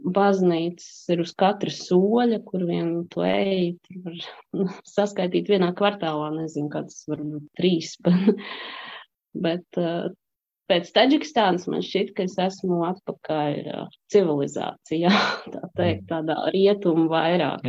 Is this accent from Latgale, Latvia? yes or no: no; Kuldīga, Kurzeme, Latvia; moved away as an adult; also born or lived in Tajikistan / Russia / Spain / France; now in Belgium; Es esmu no Kuldīgas